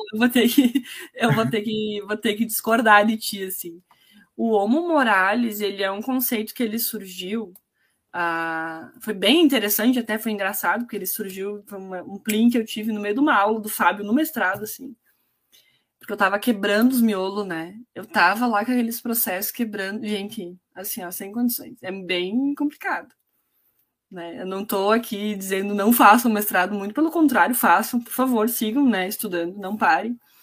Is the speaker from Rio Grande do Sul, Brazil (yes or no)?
yes; Itatiba do Sul, Rio Grande do Sul, Brazil; now in Erechim, Brazil; Eu também não vim de Erechim, eu vim de uma cidade muito menor, né? Meus pais, eu criada em Itatiba do Sul, que é muito pequeno